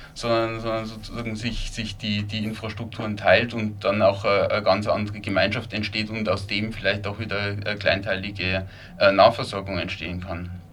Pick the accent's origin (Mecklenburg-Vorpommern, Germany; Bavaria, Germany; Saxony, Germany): Bavaria, Germany; Lower; also born or lived in Linz, Austria; now in Vienna, Austria; Wie man wahrscheinlich hört, äh, ich stamme ursprünglich aus, aus Niederbayern, aus einem, aus einem kleineren Ort